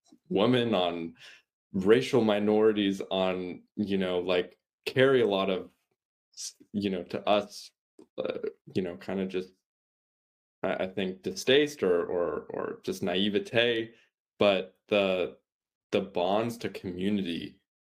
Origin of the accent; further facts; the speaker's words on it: United States; I was born in the States